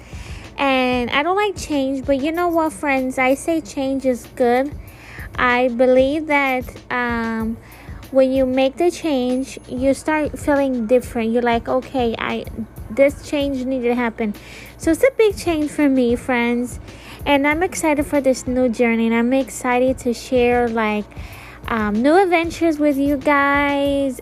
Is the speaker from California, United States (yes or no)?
no; Florida, United States; I'm leaving Florida, if you guys don't know, I'm from Florida